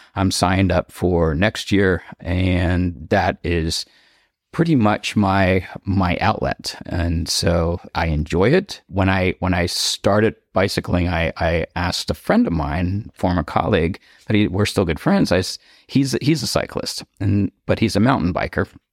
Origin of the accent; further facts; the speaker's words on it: Cupertino, California, United States; moved away as an adult; also born or lived in East Coast (US) / Delaware; now in Palm Springs, United States; I'm from the East Coast, uh, when I was ten years old, my family moved out to Cupertino, the Bay Area